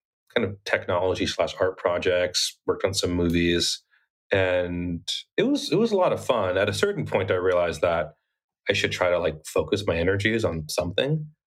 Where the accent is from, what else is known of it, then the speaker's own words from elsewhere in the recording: a small town in Arizona, United States; also born or lived in Bronx, New York; I was born in like the Bronx, but my family moved to a really small town in Arizona when I was eight years old. So I really grew up in almost a literal one horse town type of place.